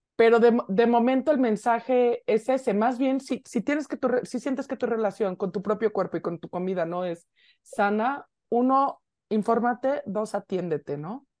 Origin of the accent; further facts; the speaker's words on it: Mexico City, Mexico; nosotros como buenas chilangas